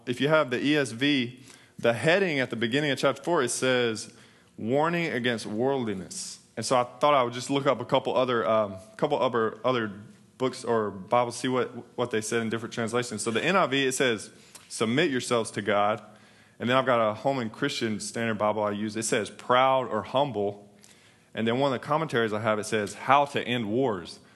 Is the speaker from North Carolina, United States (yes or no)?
yes; North Carolina, United States; moved away as an adult; now in Texas, United States; we're, we're from North Carolina